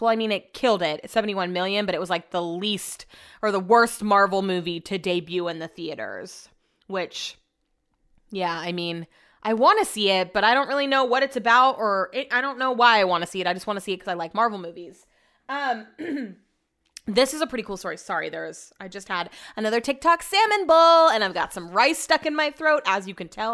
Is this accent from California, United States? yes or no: yes; Sacramento, California, United States; also born or lived in Folsom, California; I grew up in College Greens